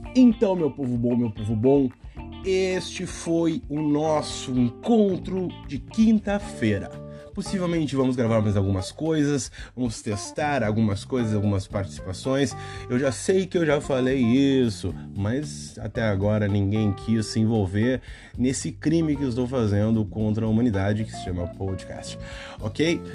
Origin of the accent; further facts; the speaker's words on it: Brazil; como um bom brasileiro faz